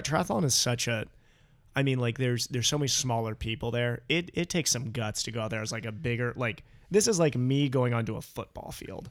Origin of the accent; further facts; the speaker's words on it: Ohio, United States; also born or lived in Canada; We grew up together in Ohio